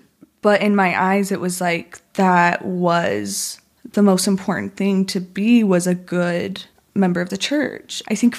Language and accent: English; Spanish Fork, Utah, United States; born there; Yeah. So I was born in Spanish Fork.